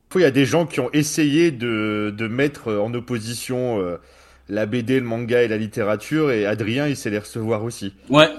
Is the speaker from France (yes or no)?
yes; France; nous, on est français